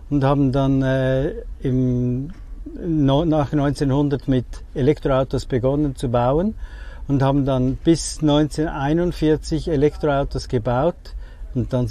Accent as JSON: {"language": "German", "region": "Zurich", "country": "Switzerland", "said": "ich komme aus Zürich, in der Schweiz"}